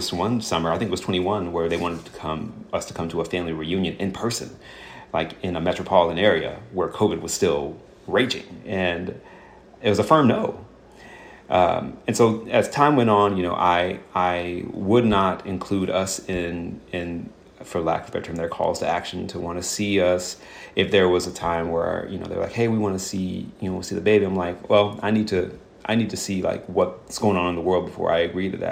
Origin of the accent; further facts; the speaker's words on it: the South, United States; as a Southerner